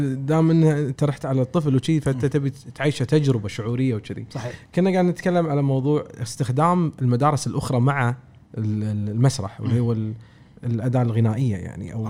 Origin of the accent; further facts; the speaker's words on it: Kuwait; احنا عندنا بالكويت عندنا جانب ادبي زين وعندنا ارث ادبي زين